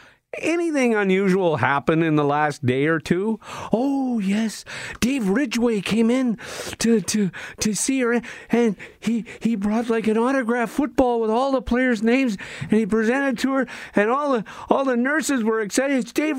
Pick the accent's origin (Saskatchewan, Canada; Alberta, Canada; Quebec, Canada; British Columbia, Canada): Saskatchewan, Canada; Regina; moved away as an adult; now in Winnipeg, Canada; I was born and raised in Regina.